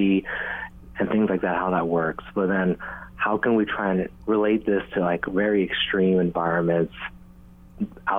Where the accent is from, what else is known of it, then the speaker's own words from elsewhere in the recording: Hilo, Hawaii, United States; as I grew up in Hilo